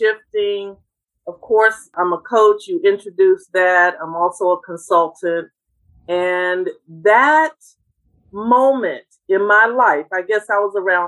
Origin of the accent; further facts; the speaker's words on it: Washington, District of Columbia, United States; we're from Washington, D.C.